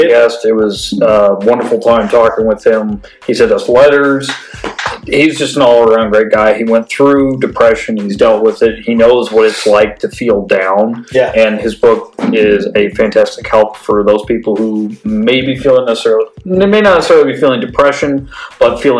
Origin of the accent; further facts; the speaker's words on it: Arizona, United States; I I lived in Arizona all my